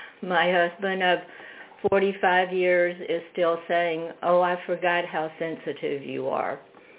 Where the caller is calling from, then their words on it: Fredericksburg, Virginia, United States; Fredericksburg, Virginia.